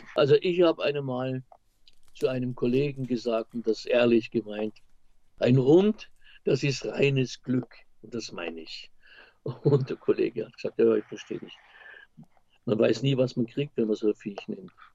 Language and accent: German; Austria; als Österreicher